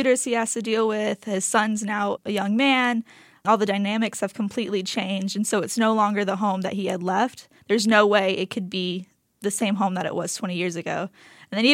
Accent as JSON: {"language": "English", "town": "Tuscaloosa", "region": "Alabama", "country": "United States", "said": "I'm from Tuscaloosa, Alabama"}